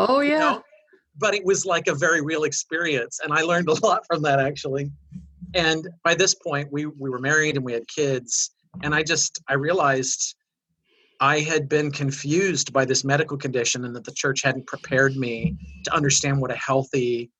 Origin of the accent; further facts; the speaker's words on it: Midwest, United States; I grew up in the Midwest